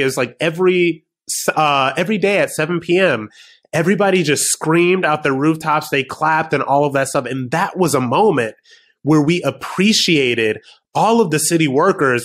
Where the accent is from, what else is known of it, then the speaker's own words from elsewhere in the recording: Ohio, United States; somebody from the quote unquote flyover states, which I am as well. I'm from Ohio.